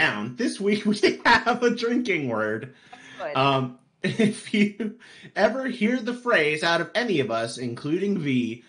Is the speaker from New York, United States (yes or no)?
yes; New York, United States; And I'm from New York. I have no problems.